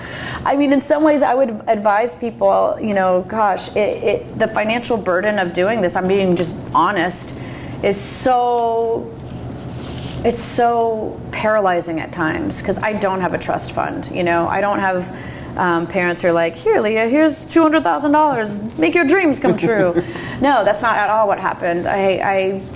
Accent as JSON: {"language": "English", "town": "Washington", "region": "District of Columbia", "country": "United States", "tie": "born or raised there", "moved": "as an adult", "lives_now": "Oregon, United States", "said": "Virginia and D.C., my hometown."}